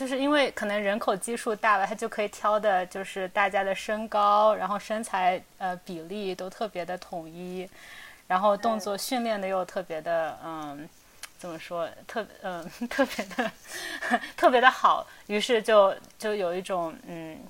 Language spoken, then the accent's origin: Chinese; China; moved away as an adult; 尽管我作为一个就土生土长的中国人，但我觉得可能就是去国外读书，然后工作，有的时候用英文